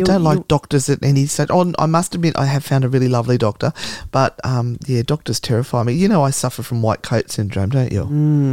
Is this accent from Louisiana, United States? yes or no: yes; New Orleans, Louisiana, United States; I was born and raised in New Orleans, and Hurricane Katrina hit the summer after my senior year of high school.